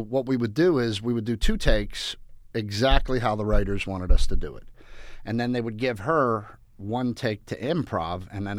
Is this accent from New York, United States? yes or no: no; Pittsburgh, Pennsylvania, United States; I just have that fatalistic Pittsburgh thought pattern, and I'm Irish